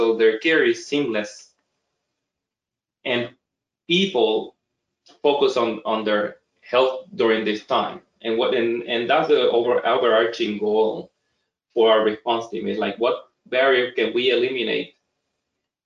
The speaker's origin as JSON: {"language": "English", "country": "Puerto Rico", "tie": "born or raised there", "moved": "yes", "lives_now": "Boston, United States", "said": "I'm, you know, born and raised in Puerto Rico"}